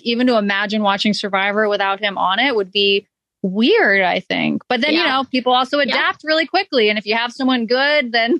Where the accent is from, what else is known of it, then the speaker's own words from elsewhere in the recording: Maine, United States; moved away as an adult; also born or lived in North Carolina; I grew up in Maine and then went to university in North Carolina.